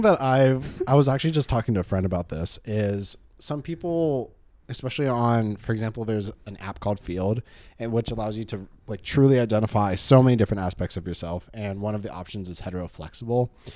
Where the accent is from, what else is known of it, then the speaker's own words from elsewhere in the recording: Claremont, California, United States; I'm from Claremont.